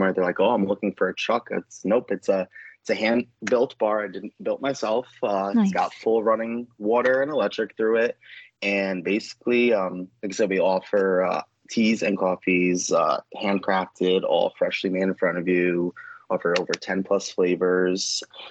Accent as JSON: {"language": "English", "region": "New York", "country": "United States", "moved": "as an adult", "lives_now": "North Carolina, United States", "said": "I am originally from New York. I moved here actually a little over 3 years ago."}